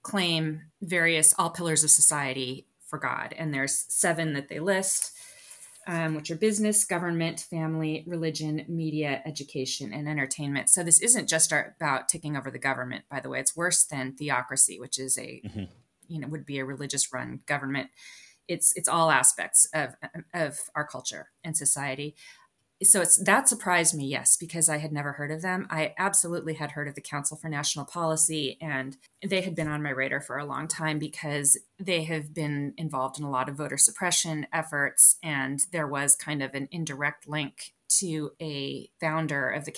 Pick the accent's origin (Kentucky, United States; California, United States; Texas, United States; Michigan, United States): California, United States; moved away; my home state of California